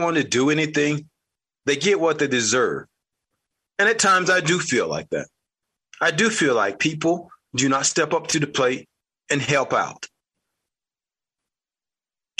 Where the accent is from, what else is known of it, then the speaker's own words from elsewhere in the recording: United States; As an American, born and bred